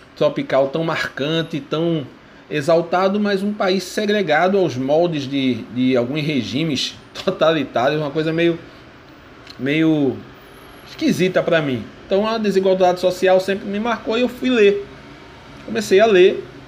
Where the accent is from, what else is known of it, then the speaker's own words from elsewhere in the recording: Brazil; sou professor no estado de Pernambuco, sou brasileiro